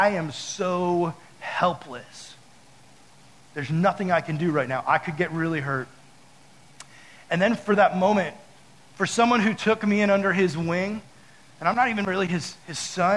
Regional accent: United States; I'm American

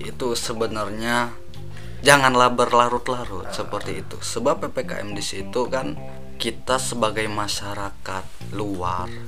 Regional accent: Palembang, South Sumatra, Indonesia; dari dari awal itu asli kalau asli saya dari Palembang, Palembang.

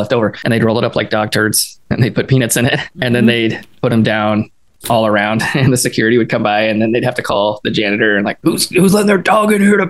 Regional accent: Killeen, Texas, United States; born or raised there; moved away as an adult; also born or lived in McKinney, Texas

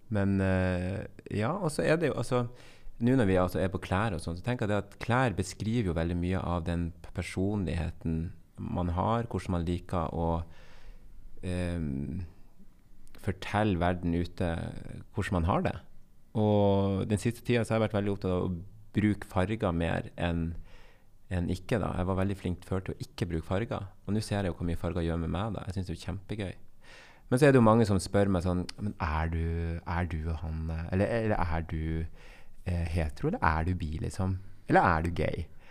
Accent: Bodø, Nordland, Norway; accent: Bodø dialect; also born or lived in Colombia; jeg er fra Nord-Norge, og jeg er oppvokst

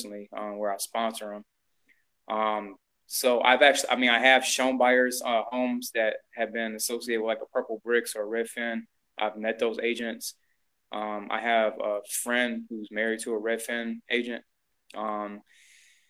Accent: Cleveland, Ohio, United States; moved away as an adult; also born or lived in Seattle area / California; now in Los Angeles, United States; I'm originally from Cleveland, Ohio

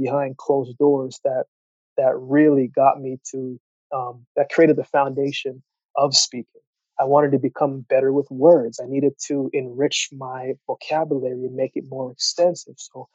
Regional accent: Canada; also born or lived in Jamaica / Yellowknife, Northwest Territories / Calgary, Alberta; originally I was born in Jamaica, you know, and I moved to Canada when I was 7 years old for a better life. And we went to Yellowknife first, and then we came to Calgary.

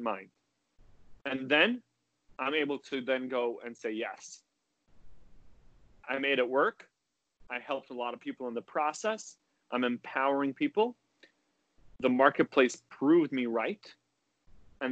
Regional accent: West Coast of the U.S., United States; now in New Jersey, United States; I was influenced from growing up in the West Coast of the U.S.

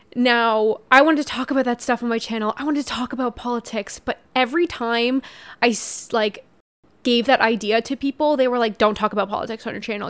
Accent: Canada; I'm so Canadian

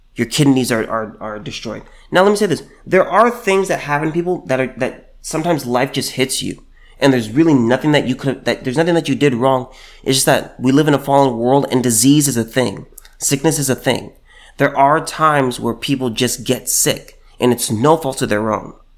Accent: California, United States; moved away as an adult; until I moved away from California and moved here

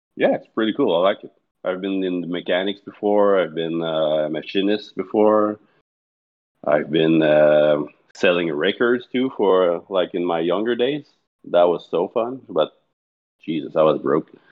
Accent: Montreal, Quebec, Canada; also born or lived in Mont-Saint-Hilaire, Canada / Candiac, Canada; I grew up, uh, in Montreal, in the eastern part of it, until about four years ago I was there.

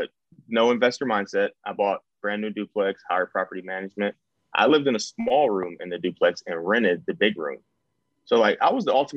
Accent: Cleveland, Ohio, United States; moved away as an adult; I'm from Cleveland. I've never been anywhere other than now

